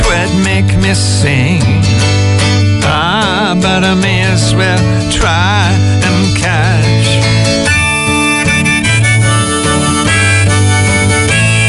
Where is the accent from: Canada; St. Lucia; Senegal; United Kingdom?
United Kingdom; Glasgow, Scotland; I'm from Glasgow with a Scots and Irish background. I grew up in the late 40s and the early 50s